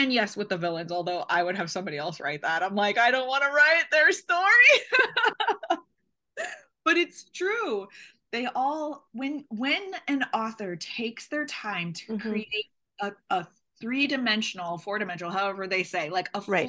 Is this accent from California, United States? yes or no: no; Seattle, Washington, United States; also born or lived in Tunisia / Finland; So the base is Seattle, because I'm from Seattle.